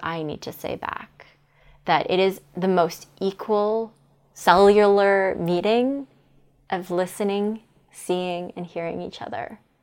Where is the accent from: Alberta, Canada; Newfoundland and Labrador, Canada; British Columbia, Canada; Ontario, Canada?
Ontario, Canada; Toronto; I'm from Toronto.